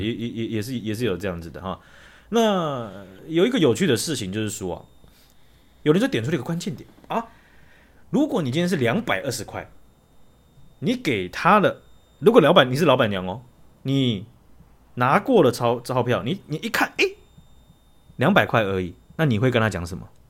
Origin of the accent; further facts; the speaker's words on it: Taiwan; 我台湾人